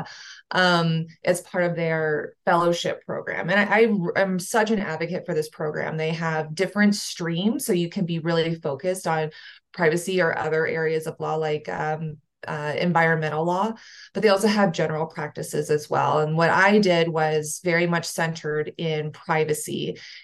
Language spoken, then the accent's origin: English; Houston, Texas, United States; moved away as an adult; also born or lived in San Diego / Lesotho; now in Denver, United States; I'm originally from the Houston area